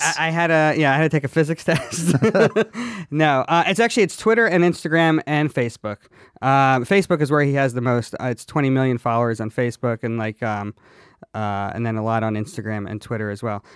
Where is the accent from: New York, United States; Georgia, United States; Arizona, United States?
Georgia, United States; Atlanta; I grew up in the Bible Belt